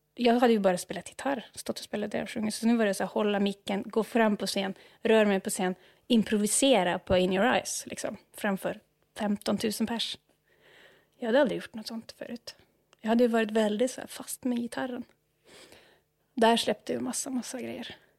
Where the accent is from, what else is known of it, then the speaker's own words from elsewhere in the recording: Norway; Swedish is a second language; moved away as an adult; also born or lived in Uppsala, Sweden; now in Stockholm, Sweden; jag upp i en stad som har en väldigt känd jazzfestival